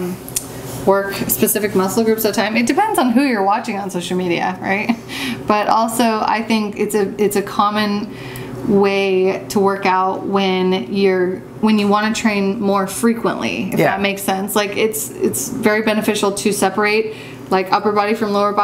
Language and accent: English; Los Angeles, California, United States; I'm originally from L.A.